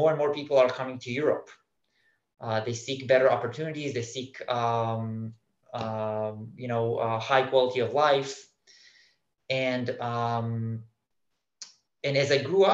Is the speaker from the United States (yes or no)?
no; Israel; moved away; I was born in Israel. From a very young age, I was thinking about immigration.